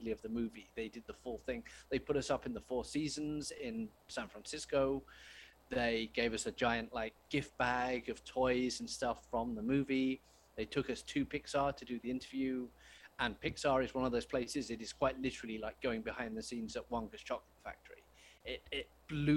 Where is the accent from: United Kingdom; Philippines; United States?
United Kingdom; I'm British